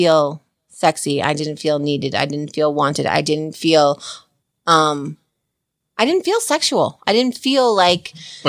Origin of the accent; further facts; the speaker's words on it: New Jersey, United States; I'm from Jersey